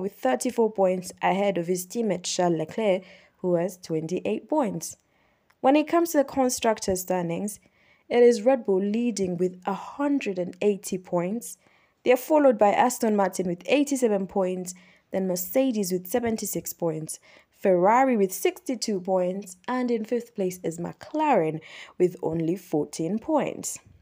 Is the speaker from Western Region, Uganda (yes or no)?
no; Kampala, Central Region, Uganda; I am from Uganda, I'm from Kampala, Uganda